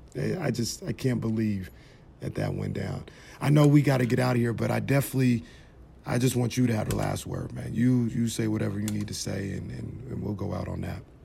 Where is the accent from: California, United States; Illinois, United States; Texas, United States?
California, United States; Sacramento; I'm born and raised in Sacramento